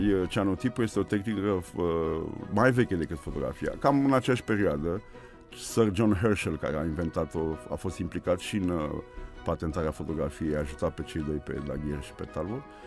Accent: Bucharest, Romania; sunt născut aici, în, Brâncovenesc, în mijlocul orașului și acolo mă simt bine, în jurul locului în care m-am născut, la Piața Unirii

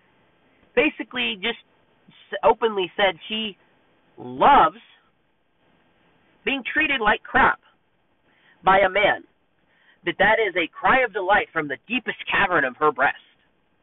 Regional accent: Texas, United States; I'm from Texas and I'm proud to be from Texas.

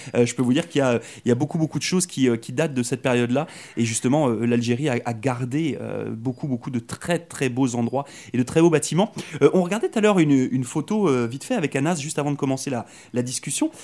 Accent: France; moved away as an adult; j'étais à l'école en France, hein, vous le savez, je suis arrivé de France moi il y a trois ans

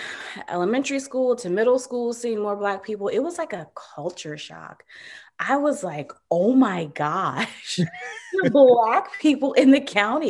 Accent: Virginia, United States; So I am from Virginia originally. And the part of Virginia I grew up in is really country. there weren't many Black people outside of my family in the little area that I grew up in.

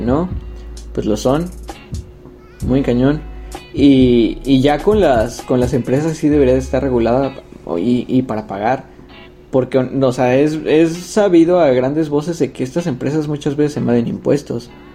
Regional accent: Mexico

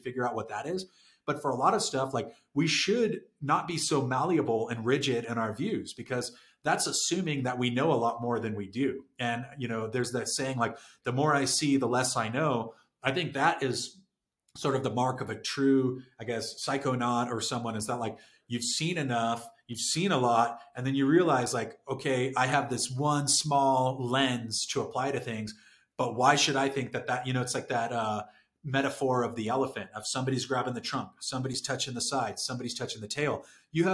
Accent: San Diego, California, United States; also born or lived in Saudi Arabia; I'm from San Diego

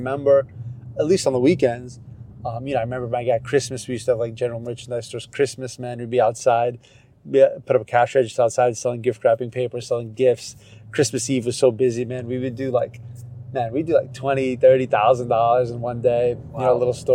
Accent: Connecticut, United States; I grew up in Connecticut

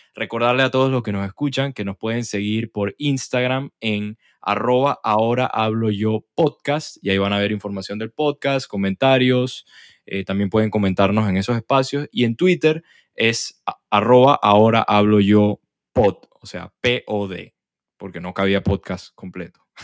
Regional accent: Venezuela; now in Panama; yo soy venezolano, a pesar de que tengo años viviendo aquí en Panamá

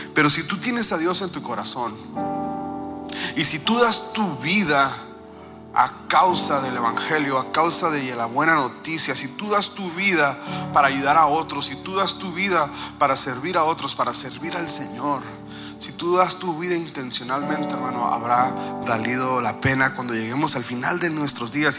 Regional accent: Mexico

